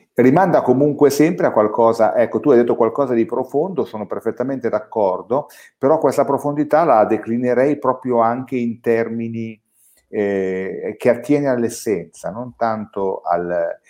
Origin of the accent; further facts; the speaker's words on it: Valsesia, Piedmont, Italy; io sono della Valsesia